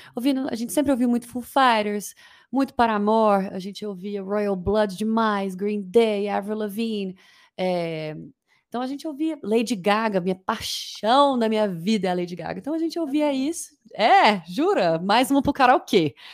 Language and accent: Portuguese; Uberlândia, Minas Gerais, Brazil; also born or lived in Uberaba / Niterói / London; eu nasci em Uberaba, mas eu vivi, eu vivi em Uberlândia a vida inteira